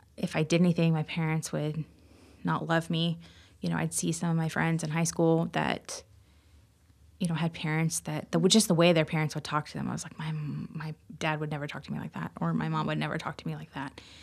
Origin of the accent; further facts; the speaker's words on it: Marion, Indiana, United States; I grew up in Marion, Indiana. Actually, outside Marion, a little town